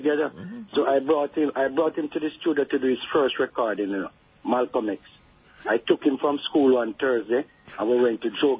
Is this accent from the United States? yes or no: no; Jamaica; moved away; also born or lived in England / France; So when you come as a Jamaican